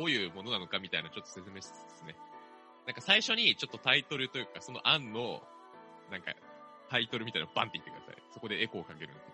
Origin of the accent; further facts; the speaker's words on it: Kanto, Japan; 関東出身だからって言って舐められたくないなと思って。